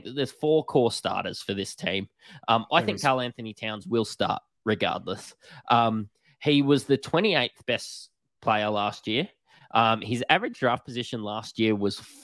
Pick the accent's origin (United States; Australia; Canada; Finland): Australia; accent: Bogan; us being Australian, you can probably tell by our Bogan accents.